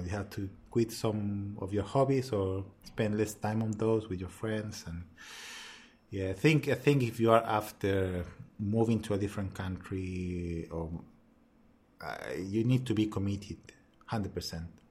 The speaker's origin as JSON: {"language": "English", "country": "Chile", "second_language": "English", "moved": "as an adult", "lives_now": "Melbourne, Australia", "said": "I'm from Chile"}